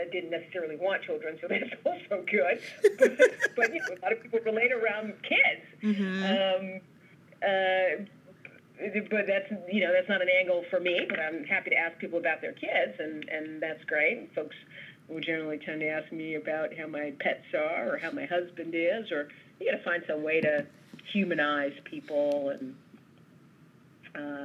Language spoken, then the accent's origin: English; New York City, New York, United States; I totally identify as a New Yorker